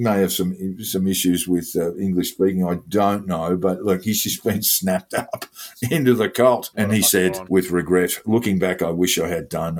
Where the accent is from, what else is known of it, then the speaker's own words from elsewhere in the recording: Australia; I'm Australian.